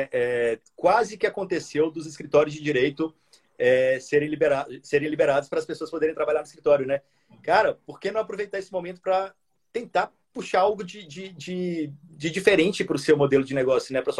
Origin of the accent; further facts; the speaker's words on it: Minas Gerais, Brazil; Eu sou mineiro também.